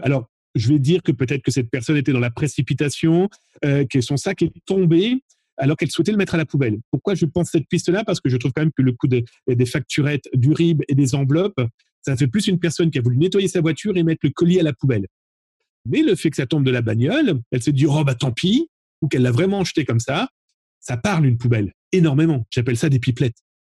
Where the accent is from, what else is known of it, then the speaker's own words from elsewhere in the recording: France; chez nous, en France